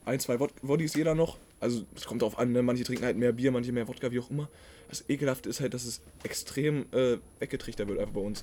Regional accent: Braunschweig, Lower Saxony, Germany; wir kommen ja aus Braunschweig aus der Nähe

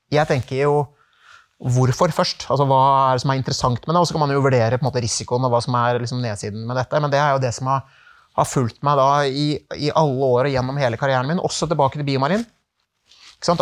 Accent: Norway; moved away as an adult; also born or lived in Czech Republic; det var en tøff overgang for familien å komme hjem til Norge

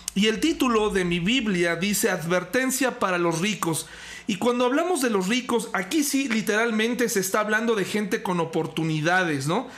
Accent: Mexico; nosotros como mexicanos también vivimos esto a diario

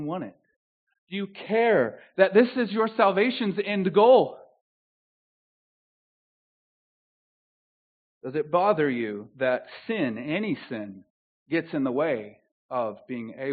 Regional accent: the South, United States; accent: southern; moved away; My southern accent

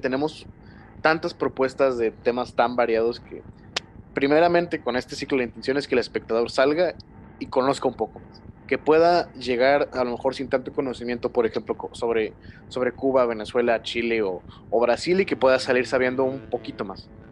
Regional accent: Mexico; first language Spanish; estamos nosotros como como mexicanos tan mermados en nuestro propio país

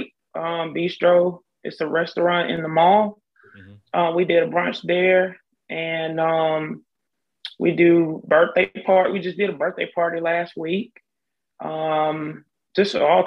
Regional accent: Selma, Alabama, United States; moved away as an adult; now in Montgomery, United States; from Selma, Alabama. I did move to Montgomery in 2006, where I attended Alabama State University

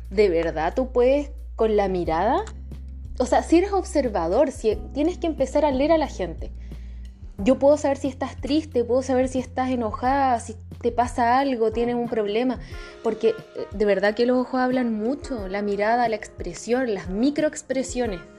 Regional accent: Chile

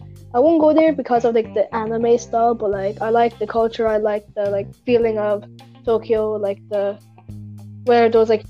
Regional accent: Ireland; I'm from Ireland, if you probably haven't realized from what they just said. But … from Ireland.

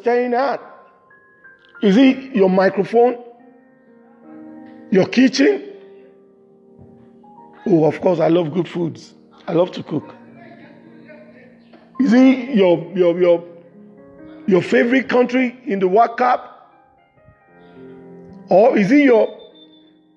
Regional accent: Nigeria; from Nigeria, from west side of Africa

